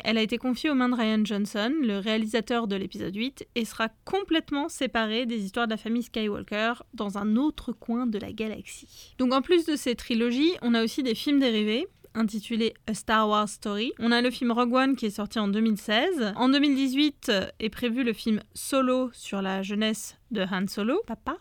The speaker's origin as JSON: {"language": "French", "town": "Nantes", "region": "Pays de la Loire", "country": "France", "said": "Et moi, je viens de Nantes"}